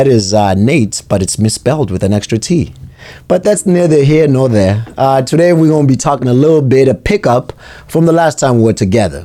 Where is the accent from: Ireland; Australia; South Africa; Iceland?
South Africa; Durban, KwaZulu-Natal; now in New Hampshire, United States; I was born and raised in South Africa